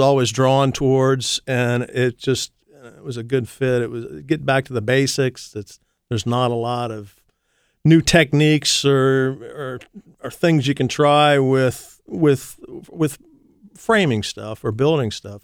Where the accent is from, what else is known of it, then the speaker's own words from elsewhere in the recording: Columbus, Ohio, United States; also born or lived in Massachusetts / Idaho; I'm a Columbus boy, actually. I was born in Massachusetts. My family moved to Columbus when I was six, so I'm pretty much a Columbus guy